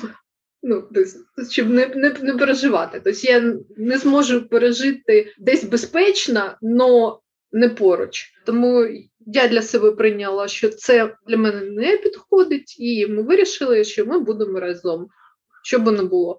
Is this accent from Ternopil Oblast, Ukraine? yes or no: no; Kharkiv, Kharkiv Oblast, Ukraine; ми, харків'яни